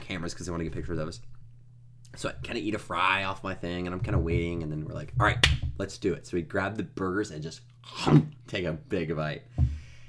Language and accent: English; United States; I'm American